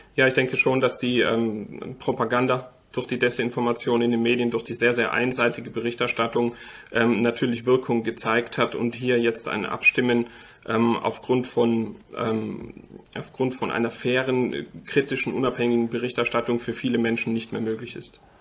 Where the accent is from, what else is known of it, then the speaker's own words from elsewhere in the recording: Austria; now in Germany; Ich war Österreicher bis vor sechs Wochen. Ich bin jetzt Deutscher eingebürgert